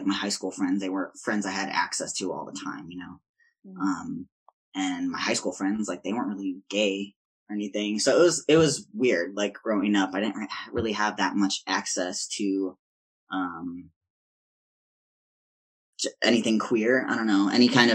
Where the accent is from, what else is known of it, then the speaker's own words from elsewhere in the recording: Chicago, Illinois, United States; also born or lived in Wisconsin; now in San Francisco, United States; I'm from Chicago